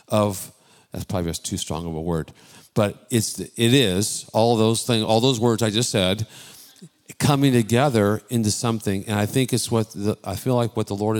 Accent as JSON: {"language": "English", "area": "Bay Area", "region": "California", "country": "United States", "tie": "born or raised there", "said": "I'm born and raised in the Bay Area, not Texas"}